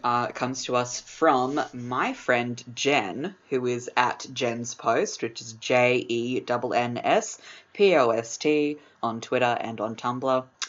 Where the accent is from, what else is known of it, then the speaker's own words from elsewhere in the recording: Brooklyn, New York, United States; Hey, I'm from Brooklyn.